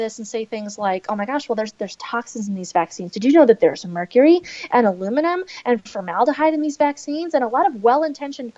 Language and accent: English; Minnesota, United States; my home state of Minnesota, largely in my hometown metro area